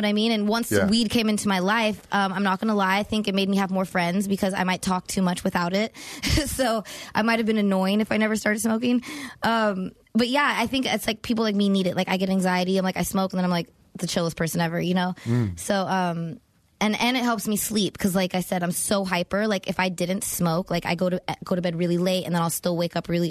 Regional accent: Los Angeles, California, United States; From the Valley

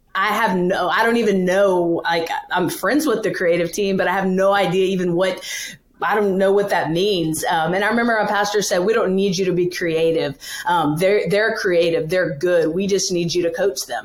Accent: Louisiana, United States; now in New York City, United States; I'm from Louisiana originally, uh, born and raised there, grew up, went to school, did the whole thing

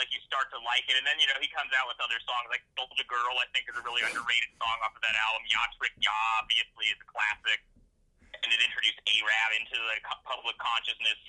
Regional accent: Portland, United States; I grew up in Portland

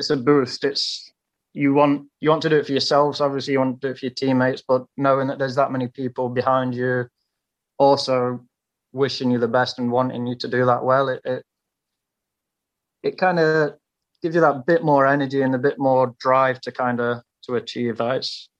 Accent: United Kingdom; at the minute we're British guys and we want to push each other to elevate our game. So we've got a good group here in Nottingham

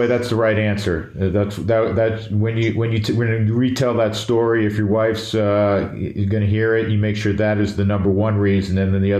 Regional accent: Northeast, United States; we're both from the Northeast.

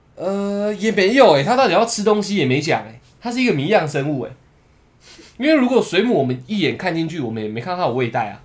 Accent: Taiwan

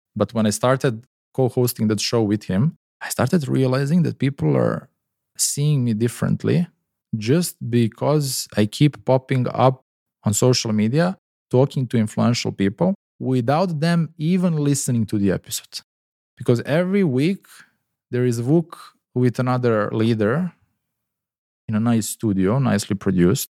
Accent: Serbia; moved away; also born or lived in Dubai; my home country, Serbia.

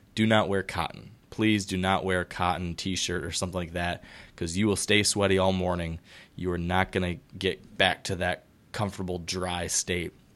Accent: Michigan, United States; Fellow Michigander, I always like questions from my, from my home state fellows

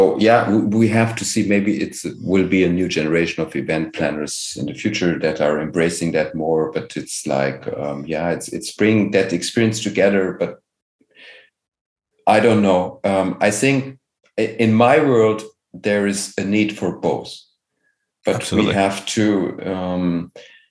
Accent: Germany; I'm here from Germany

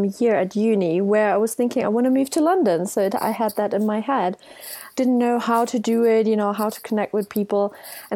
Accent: Germany; now in United Kingdom; It's normally …, a German version, and I'm from Germany.

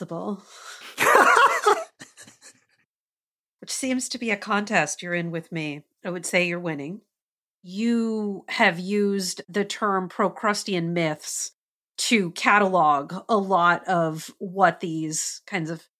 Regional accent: Wisconsin, United States; I'm from Wisconsin.

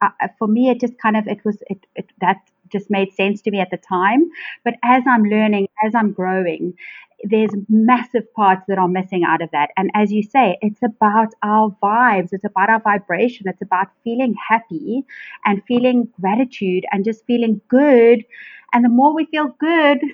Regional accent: Cape Town, Western Cape, South Africa; accent: South African; from Cape Town, beautiful Cape Town

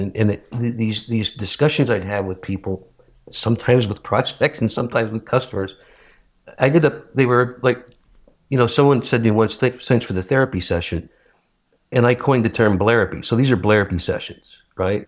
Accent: Northeast, United States; I'm from the Northeast

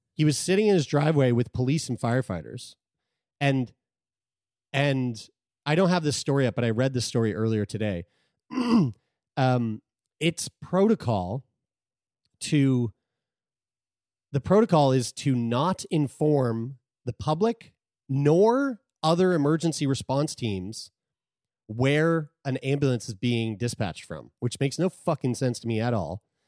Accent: Sackville, Nova Scotia, Canada; Community Health Center in Sackville, my hometown.

